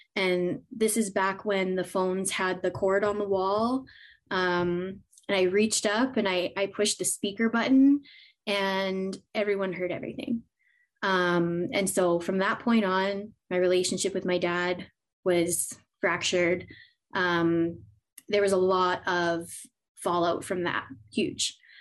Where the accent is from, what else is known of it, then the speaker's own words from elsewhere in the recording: Edmonton, Alberta, Canada; born and raised in Edmonton, Alberta, Canada. I'm still here